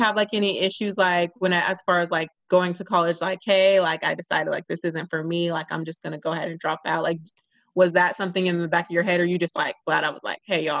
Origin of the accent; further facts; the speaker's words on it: California, United States; I'm from Cali.